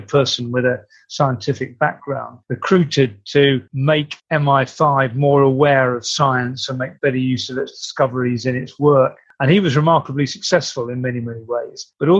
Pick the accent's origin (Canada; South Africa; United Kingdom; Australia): United Kingdom; England; If you're asking me as a British citizen